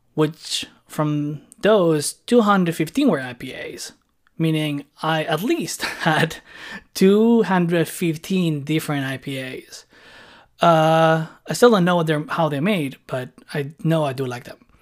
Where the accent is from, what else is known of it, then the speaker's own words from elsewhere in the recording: Barcelona, Catalonia, Spain; moved away as an adult; now in Montreal, Canada; I was born and lived in Barcelona for two and a six years, and I've been living in Montreal now for, like, around six years.